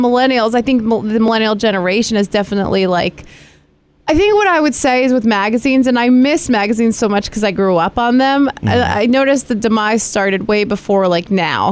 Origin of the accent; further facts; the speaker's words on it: Greene County, New York, United States; I grew up in Greene County